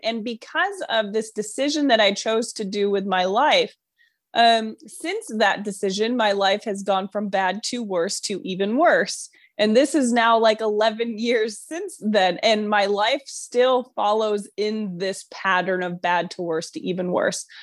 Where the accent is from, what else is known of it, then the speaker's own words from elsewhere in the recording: New York, United States; moved away; I'm from New York